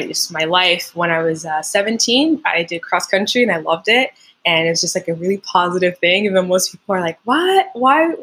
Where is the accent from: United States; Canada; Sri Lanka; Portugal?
Canada; Montreal, Quebec; first language French; English is a second language; now in Ontario, Canada; I'm from Montreal. Originally, my first language is French, and then I learned English when I was like 7 or 8.